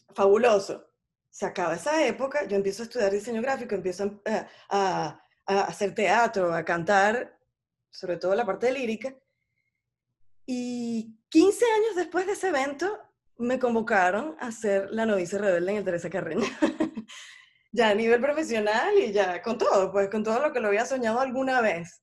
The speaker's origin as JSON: {"language": "Spanish", "country": "Venezuela", "moved": "as an adult", "said": "yo tengo nada más dos años que, que me fui de Venezuela y no he regresado"}